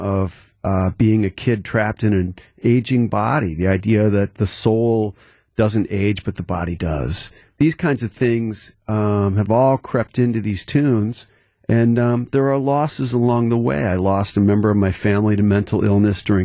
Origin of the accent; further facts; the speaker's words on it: Mequon, Wisconsin, United States; also born or lived in Milwaukee east side; I grew up actually on the east side initially, and then my folks moved out to Mequon where I encountered the ravine